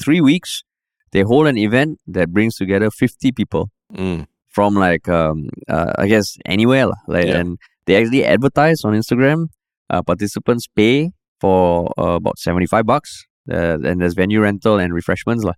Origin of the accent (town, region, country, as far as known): Singapore